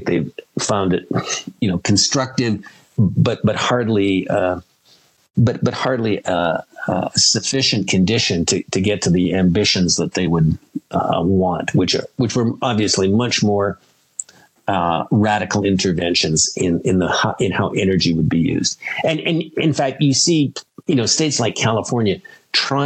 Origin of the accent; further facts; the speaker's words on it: Canada; I'm speaking here as a Canadian